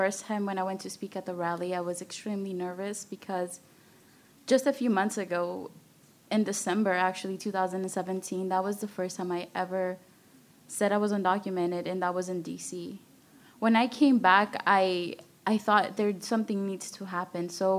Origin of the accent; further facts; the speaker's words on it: Austin, Texas, United States; Yeah, so I grew up in East Austin and Riverside near Town Lake